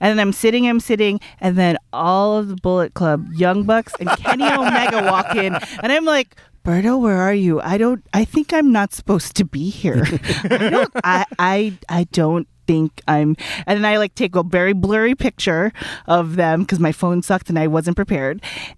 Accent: Philippines; But my head went to … because I'm Filipino and I thought karaoke

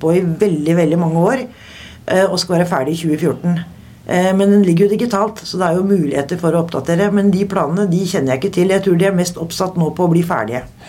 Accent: Steinberg, Buskerud, Norway; accent: broad Eastern Norwegian (Eiker dialect); moved away as an adult; now in Oslo, Norway; Eiker. Utenfor? Det, det er utafor Drammen. Nedre Buskerud. Kommer fra et lite sted som heter Steinberg.

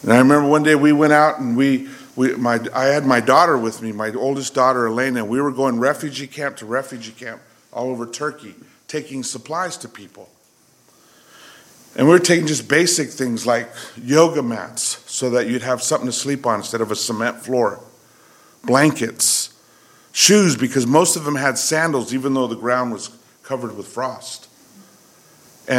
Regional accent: California, United States; I grew up poor in California

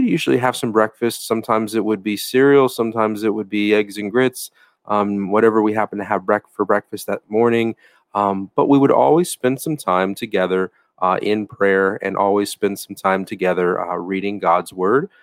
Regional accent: United States

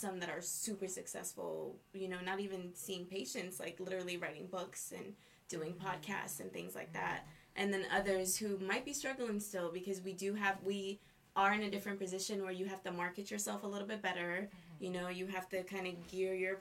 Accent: New York City, New York, United States; I grew up in Brooklyn, New York

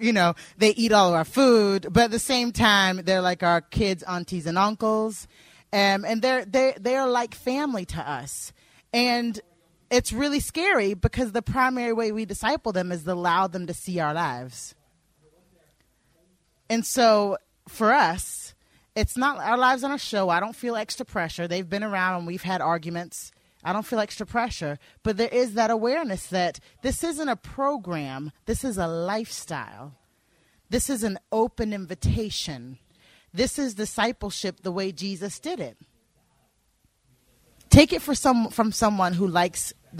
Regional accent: the South in America, United States; moved away as an adult; now in Northern Ireland, United Kingdom; I grew up in the South in America

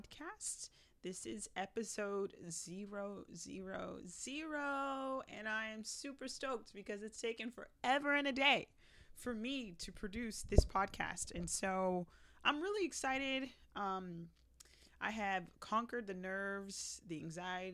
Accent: Broward County, Florida, United States; also born or lived in Jamaica; I was born in Jamaica, but raised in Broward County.

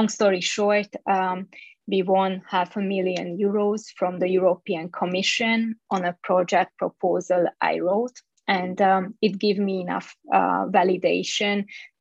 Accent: Budapest, Hungary; moved away as an adult; also born or lived in Bay Area, California; I was born and raised in Hungary, in Budapest

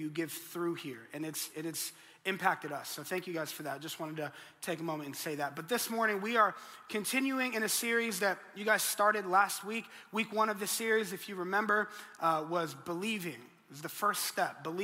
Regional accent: Colorado, United States; moved away; I'm originally from Colorado and I'm a Denver Broncos fan

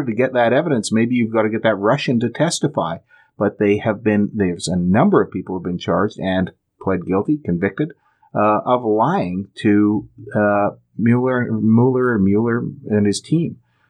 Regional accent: Alberta, Canada; now in British Columbia, Canada; I moved here from Alberta, the land of the free. And I still feel that I'm separated from my homeland

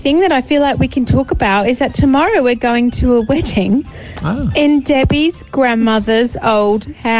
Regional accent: Australia; now in United Kingdom; It's a strange time as an Australian.

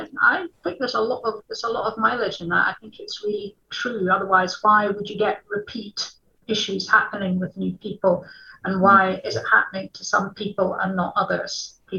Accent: Edinburgh, Scotland, United Kingdom; particularly we're from Edinburgh, so you turn every corner and there's something else to fascinate you.

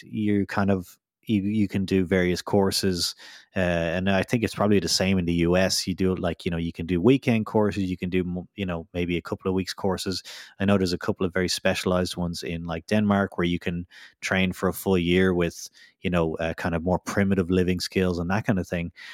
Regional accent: Ireland; also born or lived in United Kingdom; now in Vaasa, Finland; coming from the U K, well, I'm from Ireland

